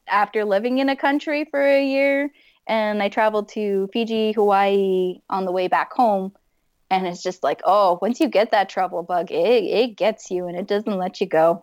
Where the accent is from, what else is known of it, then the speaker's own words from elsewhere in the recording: Fort McMurray, Alberta, Canada; moved away; someone that's been born and raised in Fort McMurray